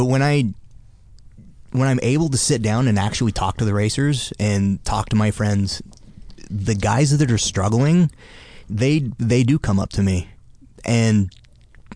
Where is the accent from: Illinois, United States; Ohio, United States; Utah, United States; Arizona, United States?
Utah, United States; I was born in Utah. I don't claim it, but I'm planted there. I have 4 kids, so I'll never leave